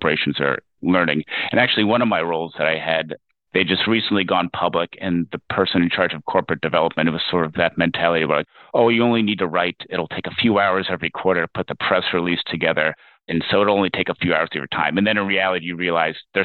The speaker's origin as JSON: {"language": "English", "region": "Ohio", "country": "United States", "tie": "born or raised there", "also_born_or_lived": "Belgium", "moved": "as an adult", "said": "I'm originally from Ohio"}